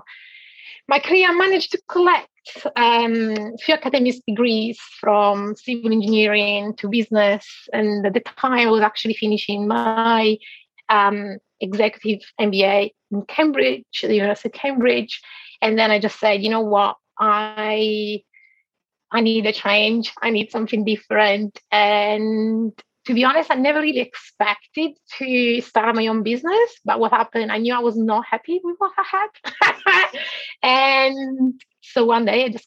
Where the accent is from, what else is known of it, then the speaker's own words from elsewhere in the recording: Turin, Piedmont, Italy; moved away as an adult; also born or lived in London; I'm originally from a town in the north of Italy called Torino, where I'm actually at the moment.